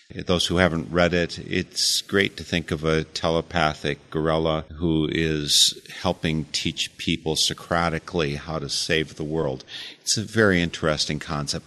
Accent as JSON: {"language": "English", "country": "United States", "also_born_or_lived": "Eau Claire", "said": "as an American"}